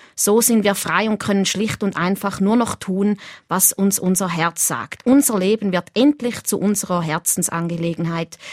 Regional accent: near Schaffhausen, Thurgau, Switzerland; now in Winterthur, Switzerland; Ich bin ja in der Nähe von Schaffhausen aufgewachsen in Richlingen

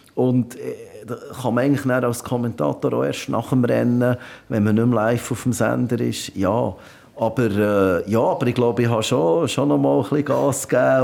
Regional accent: Switzerland; bei uns in der Schweiz

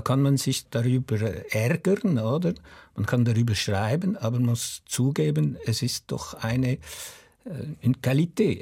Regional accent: Switzerland; als Schweizer Autor

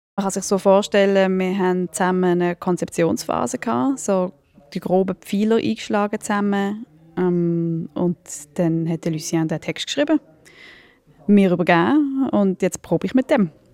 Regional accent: Switzerland; accent: Swiss German; first language Swiss German

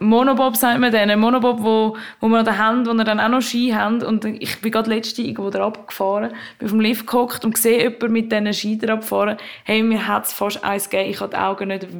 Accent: Zurich, Switzerland; Zürich, dort wo ich herkomme

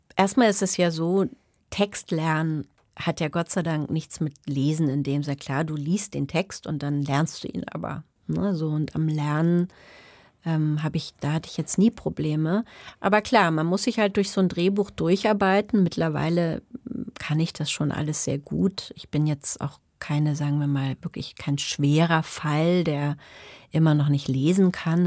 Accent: Germany; first language German and English; also born or lived in England; ich bin ja zweisprachig aufgewachsen

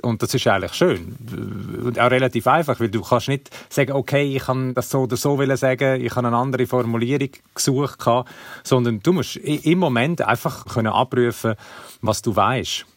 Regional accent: Switzerland; bei uns in der Schweiz

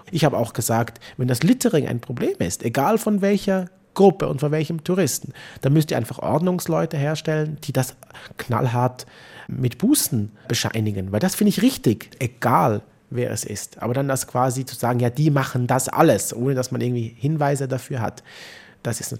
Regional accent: Switzerland; Also wir haben ein ureigenes Interesse daran, auch als Schweizer Juden hier äh, als Vermittler aufzutreten.

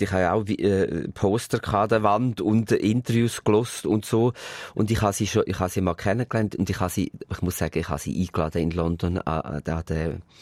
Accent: Switzerland; Es ist Paris und bei uns in der Schweiz sind dann die paar Plattenfirmen, die hast du dann schnell abklappert.

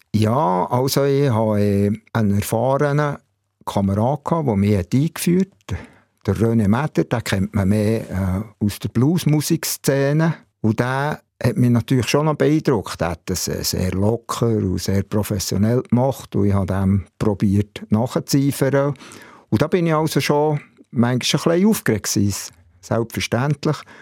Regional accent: Bern, Switzerland; Ich bin in der Tiefenau im Areckli aufgewachsen, in Bern

